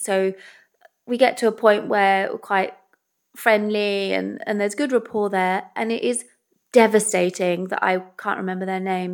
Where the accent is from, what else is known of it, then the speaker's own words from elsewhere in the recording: England, United Kingdom; also born or lived in Wales; I'm English